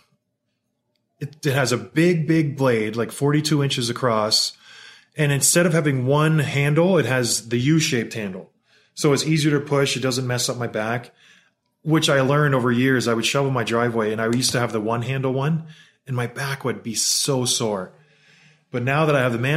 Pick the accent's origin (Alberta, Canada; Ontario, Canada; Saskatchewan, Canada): Ontario, Canada; St. Catharines; I grew up in St. Catharines, Ontario, and where I lived, there was a pond called Martindale Pond in Port Dalhousie